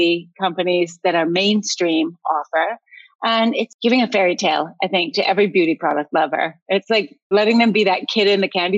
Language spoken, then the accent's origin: English; Canada; moved away; also born or lived in United States; I'm Canadian, but I watched America and lived there for a long time.